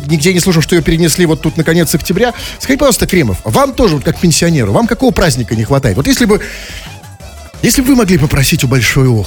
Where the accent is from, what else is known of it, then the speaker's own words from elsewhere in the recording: Chelyabinsk, Chelyabinsk Oblast, Russia; Мы же на чье, на чье? Мы на Челябы из Челябинска.